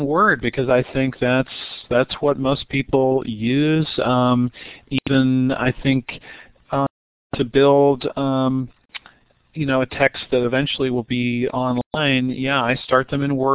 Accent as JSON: {"language": "English", "region": "Ohio", "country": "United States", "said": "I'm from Ohio. I'm at Kent State in Ohio"}